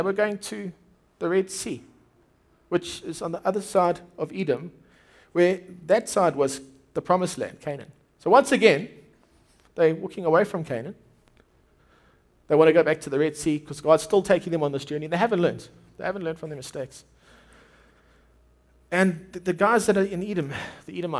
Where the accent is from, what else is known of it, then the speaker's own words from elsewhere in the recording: Durban, KwaZulu-Natal, South Africa; My wife grew up in Durban. I grew up in Durban.